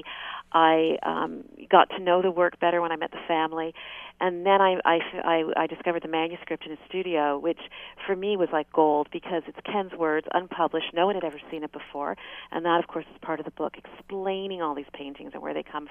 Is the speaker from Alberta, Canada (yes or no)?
no; Quebec, Canada; now in Ontario, Canada; I didn't grow up in Ontario. I grew up in Quebec.